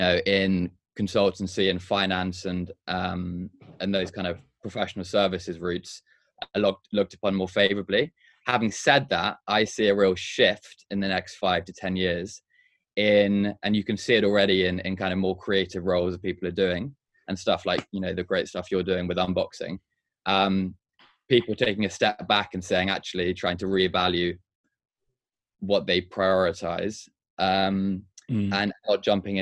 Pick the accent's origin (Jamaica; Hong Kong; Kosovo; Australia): Hong Kong; moved away; also born or lived in Durham / London; I grew up in Hong Kong, so it was nice to go back there